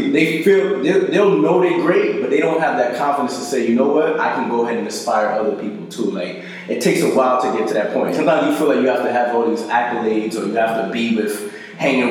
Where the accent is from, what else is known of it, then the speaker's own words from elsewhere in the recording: New Jersey, United States; I grew up in Jersey, bro. I grew up in South Jersey